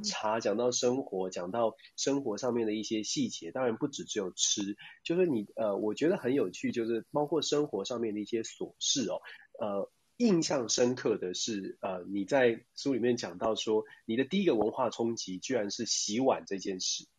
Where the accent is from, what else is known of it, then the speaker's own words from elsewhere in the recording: Taiwan; 我们台湾人